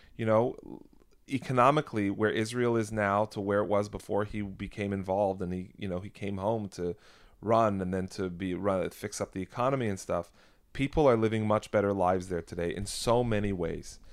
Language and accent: English; Canada; now in United States; I'm American today, but I, I am Canadian. I was born in Canada.